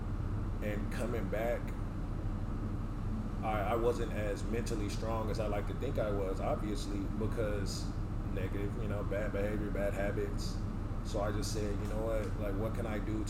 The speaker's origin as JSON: {"language": "English", "town": "Richmond", "region": "California", "country": "United States", "tie": "born or raised there", "also_born_or_lived": "Oakland, California / Sacramento, California / North Dakota", "moved": "as an adult", "said": "I'm from the Bay Area. I'm from Oakland. I grew up in Richmond."}